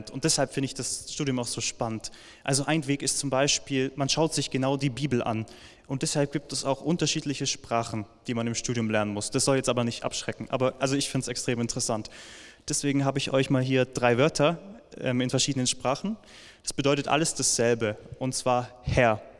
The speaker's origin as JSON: {"language": "German", "town": "Villingen-Schwenningen", "region": "Baden-Württemberg", "country": "Germany", "tie": "born or raised there", "said": "ich komme gerade aus Villingen-Schwenningen, weil ich dort aufgewachsen bin."}